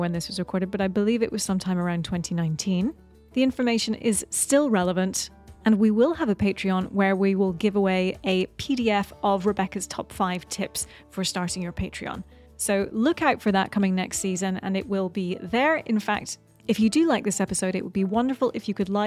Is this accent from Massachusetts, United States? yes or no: no; New York, United States; I'm a musician from New York